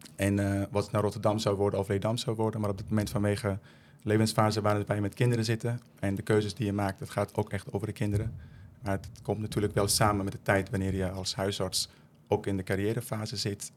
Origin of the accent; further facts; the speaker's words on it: Afghanistan; also born or lived in Netherlands; now in Leerdam, Netherlands; Ik kom zelf uit Afghanistan